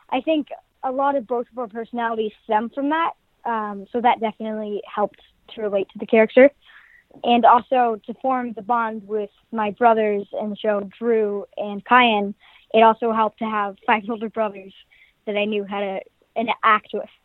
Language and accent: English; California, United States; I'm from California